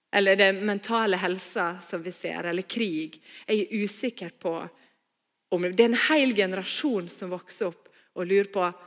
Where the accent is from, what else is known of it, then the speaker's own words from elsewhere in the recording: Stad, Vestland, Norway; also born or lived in Bergen; now in Voss, Norway; Før jeg flytta til Bergen, så vokste jeg opp på Stad